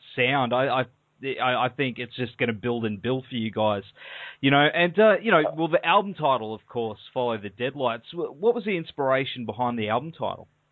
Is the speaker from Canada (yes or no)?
no; Australia; accent: Australian